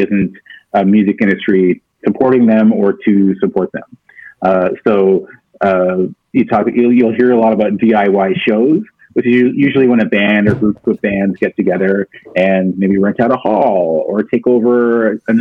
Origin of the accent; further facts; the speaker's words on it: Toronto, Ontario, Canada; I grew up in Scarborough.